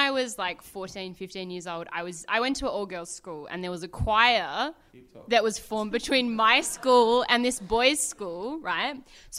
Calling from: Canberra, Australian Capital Territory, Australia; Canberra, Australia's greatest city, obviously.

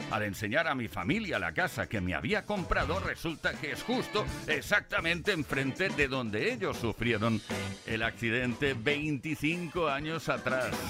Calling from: Huelva, Andalusia, Spain; Hola, ¿qué hay? Buenas tardes … de de Huerva.

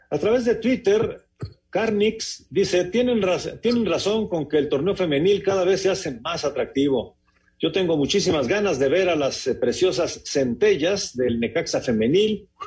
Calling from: Irapuato, Guanajuato, Mexico; de Irapuato.

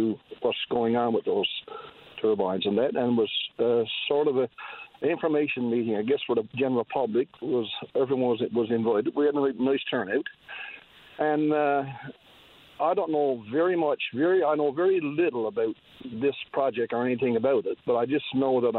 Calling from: Point Leamington, Newfoundland and Labrador, Canada; I'm calling from Point Lymington as a concerned citizen regarding those winds.

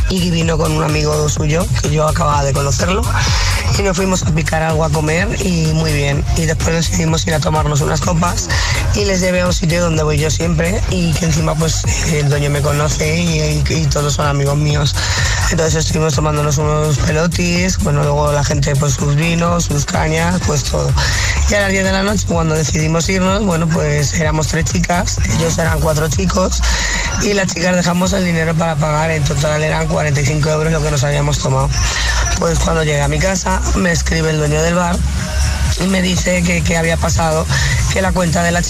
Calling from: Madrid, Community of Madrid, Spain; de Madrid.

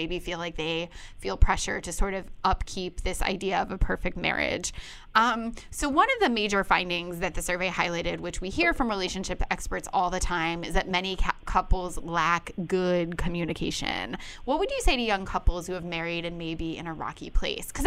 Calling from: Boston, Massachusetts, United States; I'm calling from Boston, Massachusetts.

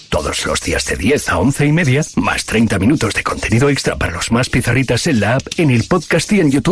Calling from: Valencia, Valencian Community, Spain; de Valencia.

